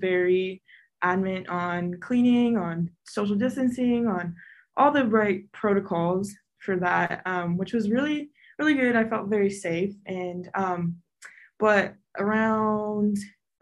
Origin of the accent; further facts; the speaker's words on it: Farmington, New Mexico, United States; I'm from Farmington, New Mexico, which is a kind of a smaller town, very conservative